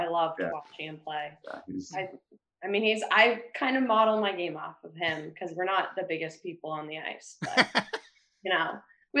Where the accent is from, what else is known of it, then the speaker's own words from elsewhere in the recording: Acton, Massachusetts, United States; also born or lived in Dedham / Somerville; I'm from Acton. So I'm actually outside Boston, but I went to Nobles in Dedham. And right now I'm in Somerville.